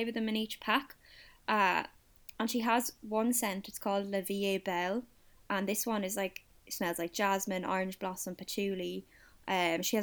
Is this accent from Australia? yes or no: no; Kildare, Leinster, Ireland; I'm from Kildare. I'm landlocked